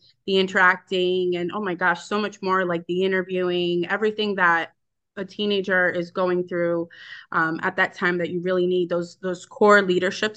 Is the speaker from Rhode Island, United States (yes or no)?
yes; Cranston, Rhode Island, United States; also born or lived in Dominican Republic; I enjoyed my childhood in Rhode Island. I grew up there. It was a great, I'm from Cranston.